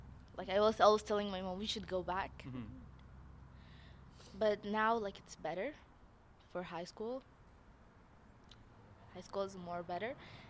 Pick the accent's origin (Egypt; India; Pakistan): Egypt; now in Canada; I came from Egypt.